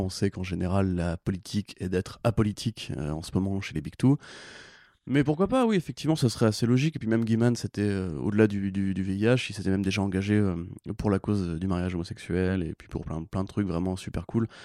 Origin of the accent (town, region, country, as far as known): France